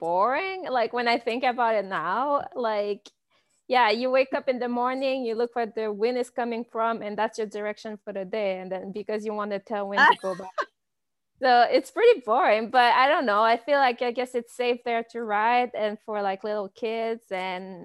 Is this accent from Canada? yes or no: yes; Amos, Quebec, Canada; moved away as an adult; also born or lived in Gatineau, Quebec; I'm from Amos in Quebec, and there's actually like a good cycling club there. So I just joined them when I was 11